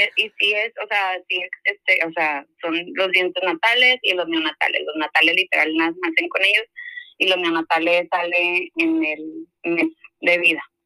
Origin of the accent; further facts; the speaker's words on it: Monterrey, Nuevo León, Mexico; Yo soy de Monterrey